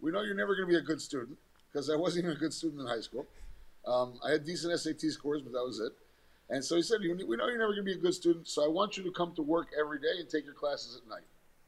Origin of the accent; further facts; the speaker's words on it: New York City, New York, United States; moved away as an adult; now in Miami, United States; I was born in New York. And as a New Yorker, you're taught that New York City is the center of the universe